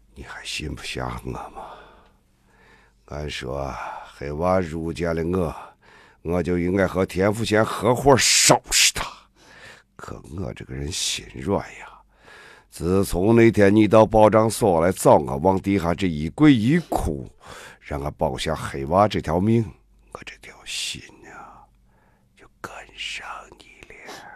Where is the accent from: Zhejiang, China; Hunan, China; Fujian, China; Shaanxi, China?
Shaanxi, China; 像我从小在我们的地方长大的